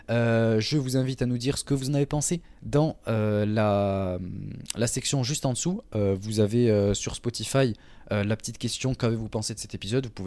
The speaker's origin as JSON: {"language": "French", "town": "Toulouse", "region": "Occitania", "country": "France", "said": "je viens du sud de la France, la plus belle ville en France, Toulouse, évidemment. Donc, voilà. Mais je n'ai pas l'accent."}